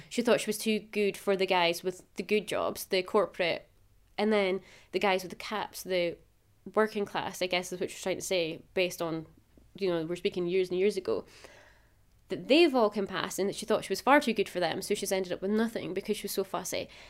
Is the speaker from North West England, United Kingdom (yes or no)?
no; Macduff, Scotland, United Kingdom; moved away; I'm originally from Macduff, which is quite a traditional small town.